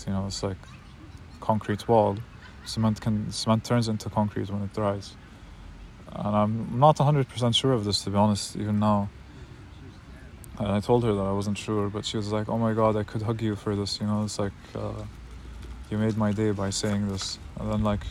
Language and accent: English; Palestine; I'm Palestinian